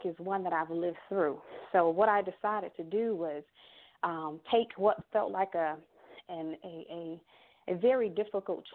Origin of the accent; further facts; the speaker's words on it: Miami Gardens, Florida, United States; I am originally from Miami, Florida. I grew up, you know, with my mother and my brothers and sisters out of Carroll City, Florida